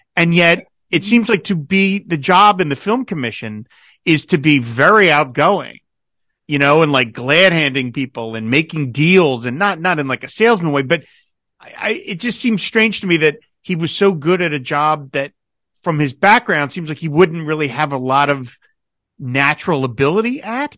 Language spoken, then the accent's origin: English; New Jersey, United States; As a New Jersey native